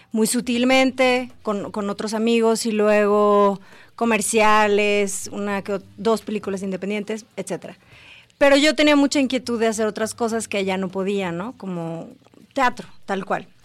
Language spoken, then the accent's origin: Spanish; Guadalajara, Jalisco, Mexico; Bueno, yo soy de aquí, de Guadalajara. Pero me fui a estudiar a Nueva York